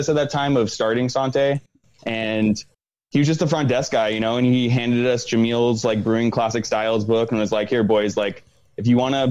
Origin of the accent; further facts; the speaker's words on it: Pasadena, California, United States; also born or lived in New Jersey / Santa Cruz; growing up in Pasadena, going to high school there